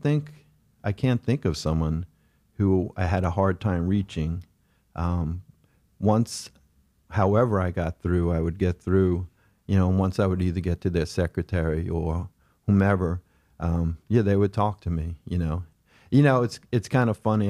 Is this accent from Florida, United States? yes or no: no; Oceanside, New York, United States; growing up in Oceanside